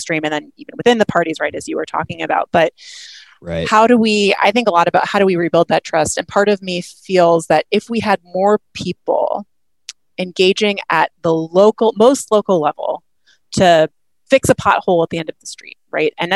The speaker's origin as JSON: {"language": "English", "region": "New Hampshire", "country": "United States", "tie": "born or raised there", "also_born_or_lived": "New York / Washington", "moved": "as an adult", "said": "I grew up in New Hampshire. I've lived in New York or Washington all of my adult life."}